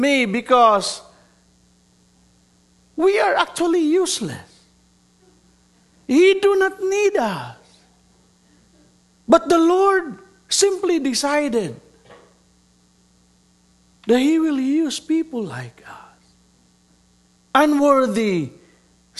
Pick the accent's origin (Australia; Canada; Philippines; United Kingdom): Philippines; Mindanao; also born or lived in Metro Manila, Philippines; I was born and raised in Mindanao